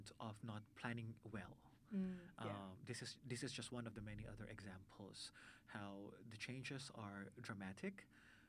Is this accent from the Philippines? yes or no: yes; Philippines